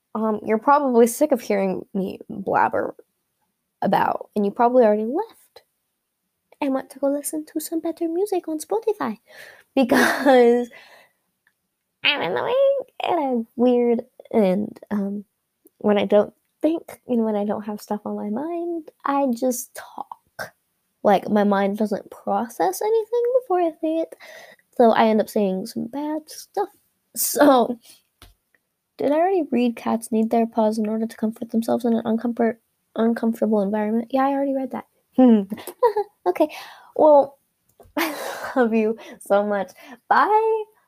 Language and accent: English; California, United States; California, my home state